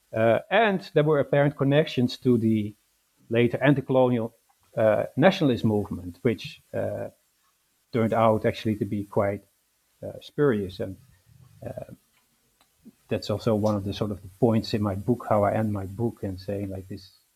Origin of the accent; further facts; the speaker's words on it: Netherlands; moved away as an adult; also born or lived in London, United Kingdom; now in Glasgow, United Kingdom; I was born in the Netherlands and raised in the Netherlands